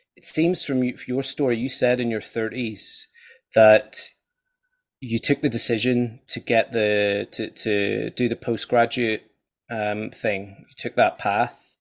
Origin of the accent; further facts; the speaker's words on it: Ireland; I'm Irish